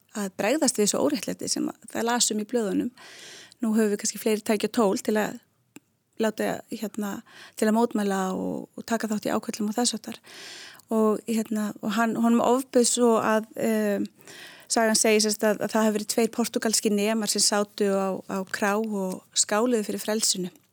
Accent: Reykjavík, Capital Region, Iceland; moved away as an adult; also born or lived in Spain; ég er úr Reykjavík ég hérna ólst upp í lögunisnu uh, og bjóð þar uh, öll mín æsku ár

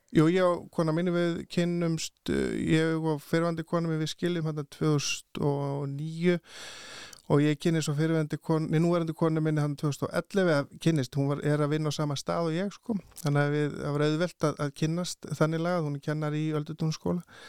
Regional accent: Bolungarvík, Westfjords, Iceland; á þessum aldri þegar ég er alast upp í Bólungarvík

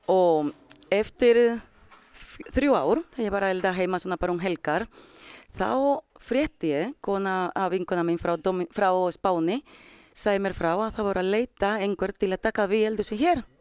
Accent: Dominican Republic; Icelandic is a second language; moved away as an adult; now in Iceland; Ég heitir … og ég er frá Dominikanska lífveldisins. Ég er búinn að vera hér í desember 23 ár og ég er 44.

